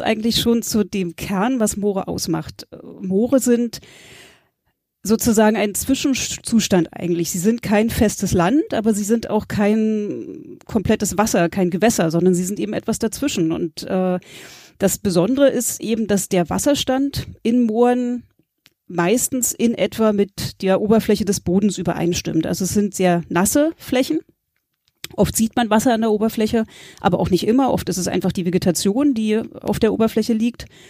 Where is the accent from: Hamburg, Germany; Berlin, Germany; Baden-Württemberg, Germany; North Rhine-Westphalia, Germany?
Berlin, Germany; moved away as an adult; also born or lived in Greifswald / Mecklenburg-Vorpommern; ich komme ursprünglich aus Berlin, habe mein Abi in Berlin gemacht